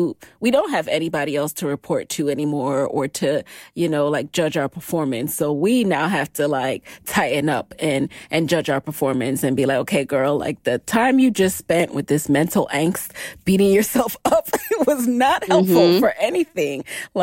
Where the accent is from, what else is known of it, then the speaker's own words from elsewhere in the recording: New York, United States; we're both Jamaican, grew up in New York, like same age, I think.